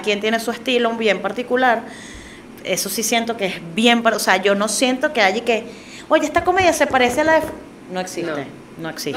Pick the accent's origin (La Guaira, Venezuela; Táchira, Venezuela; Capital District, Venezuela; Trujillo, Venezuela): Capital District, Venezuela; Caracas; yo también ahora siendo caraqueña